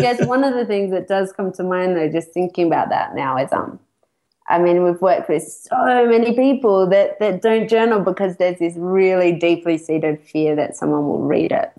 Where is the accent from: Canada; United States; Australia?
Australia; moved away as an adult; also born or lived in Sydney; now in United Kingdom; I'm Australian. Uh, I've been abroad for a couple of years, and I relocated to the UK